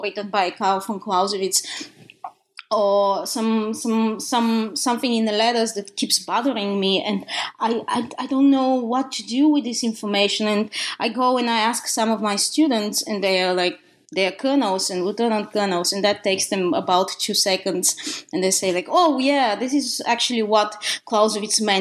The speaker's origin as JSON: {"language": "English", "country": "Bulgaria", "tie": "born or raised there", "second_language": "English", "moved": "as an adult", "lives_now": "United States", "said": "as you can hear from my accent, I was born in the country of Bulgaria, in Eastern Europe."}